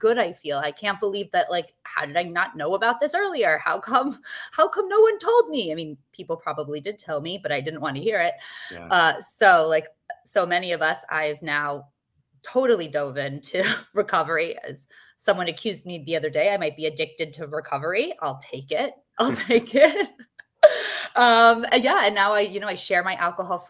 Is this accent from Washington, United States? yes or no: no; New York City, New York, United States; I'm from New York City